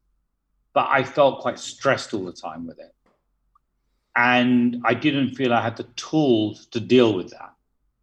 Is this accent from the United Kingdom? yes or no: yes; United Kingdom; moved away as an adult; also born or lived in United Arab Emirates / Philadelphia; now in Dubai, United Arab Emirates; Although I'm of Indian origin, I was born in the UK, and I lived most of my life in the UK